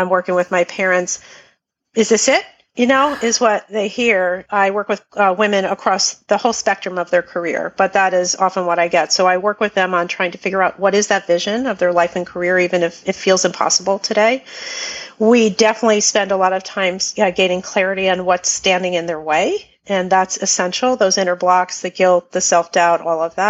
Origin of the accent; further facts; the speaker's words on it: New Jersey, United States; now in Pennsylvania, United States; I am a Jersey girl. I was born in Jersey